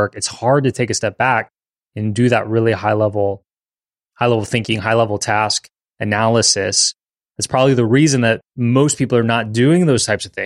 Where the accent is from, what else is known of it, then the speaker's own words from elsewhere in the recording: New Orleans, Louisiana, United States; born and raised in New Orleans